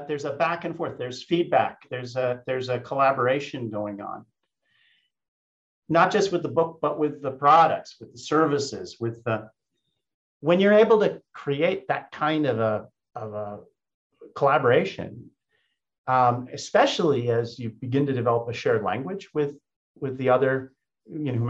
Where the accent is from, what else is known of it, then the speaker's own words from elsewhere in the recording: United States; also born or lived in Germany; in my imperfect German, I speak it fluently, but I'm still an American